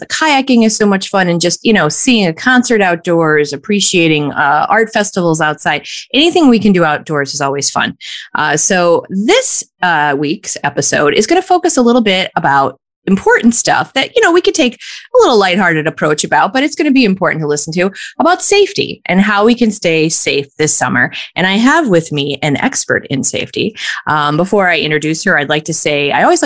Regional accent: Scranton, Pennsylvania, United States; my memories from being born and raised in Scranton

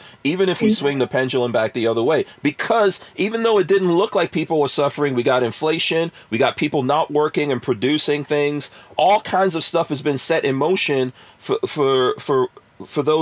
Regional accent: New York City, New York, United States; also born or lived in New Jersey; now in Florida, United States; I'm a person who grew up in New York City and we moved away from there.

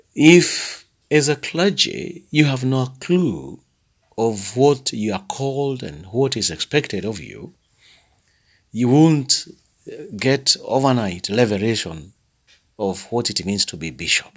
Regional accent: Thika, Kiambu County, Kenya; I come from the Anglican Diocese of Thika in Kenya.

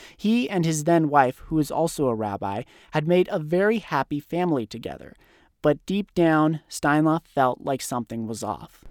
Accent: Thousand Oaks, California, United States; my hometown in Thousand Oaks, California

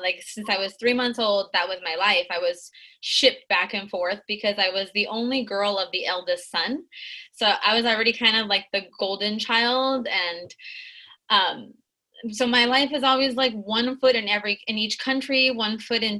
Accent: Tijuana, Baja California, Mexico; also born or lived in San Diego, United States / Guadalajara, Mexico; So I spent my life, I was born in San Diego, and I lived in TJ and Tijuana at the border.

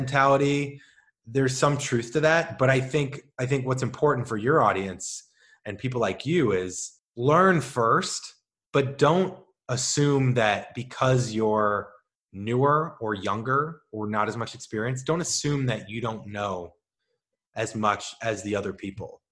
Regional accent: St. Louis, Missouri, United States; now in Los Angeles, United States; I'm from Saint Louis

